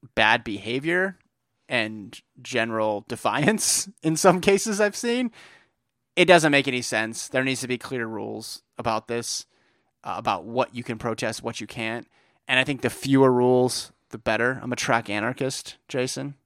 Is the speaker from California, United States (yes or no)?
yes; East Bay, California, United States; growing up in the East Bay